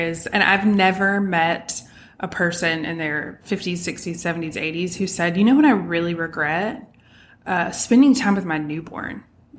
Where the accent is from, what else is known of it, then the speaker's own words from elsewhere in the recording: England, United Kingdom; born there; I was born in England, and my parents still talk about, and at the time, you know, if you were born there, so I was a dual citizen when I was born.